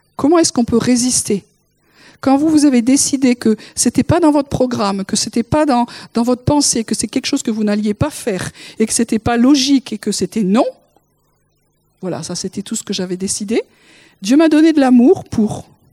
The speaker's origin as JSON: {"language": "French", "area": "the South", "region": "southern France", "country": "France", "tie": "born or raised there", "said": "je suis du Sud. J'ai été élevée comme ça"}